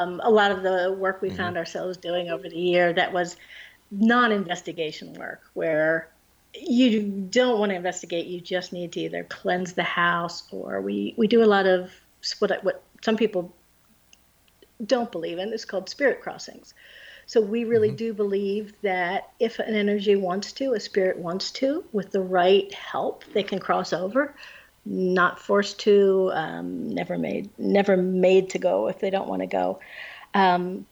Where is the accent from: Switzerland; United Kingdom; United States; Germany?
United States; Pennsylvania; now in New Jersey, United States; I'm from Pennsylvania